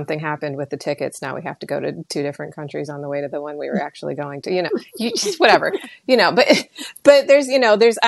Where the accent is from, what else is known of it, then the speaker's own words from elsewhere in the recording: Iowa, United States; I'm from Iowa. Here, there's a tornado. We go watch it